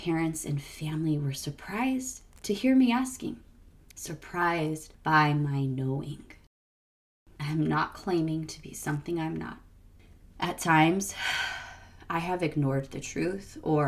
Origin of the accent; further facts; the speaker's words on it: Arizona, United States; Arizona, my home state where I grew up